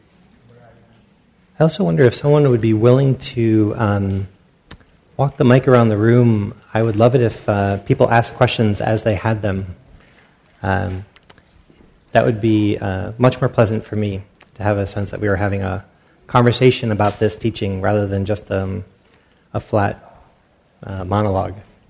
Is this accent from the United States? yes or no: yes; Rhode Island, United States; also born or lived in Pacific Northwest / San Francisco Bay Area; now in Briones, United States; I grew up in Rhode Island, and then lived up in the Northwest for a while, and I've been down the Bay Area for a while now